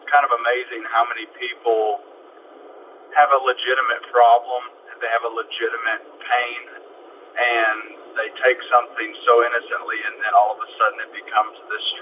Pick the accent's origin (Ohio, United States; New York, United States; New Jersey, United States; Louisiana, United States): Ohio, United States; Dayton; I grew up in Dayton, Ohio